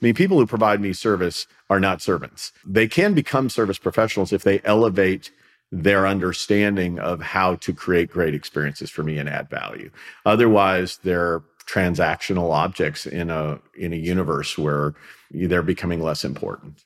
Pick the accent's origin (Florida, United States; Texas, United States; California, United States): Florida, United States; Tampa; I am from the Tampa, Florida area